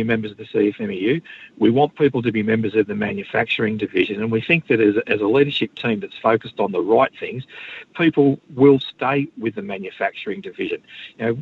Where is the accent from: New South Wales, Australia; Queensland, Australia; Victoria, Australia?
Queensland, Australia; I speak to the workers in my home state